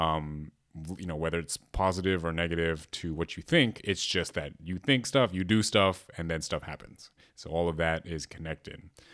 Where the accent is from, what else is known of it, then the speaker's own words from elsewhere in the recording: Berkeley, California, United States; growing up in Berkeley, like, we're very aware of, like, other cultures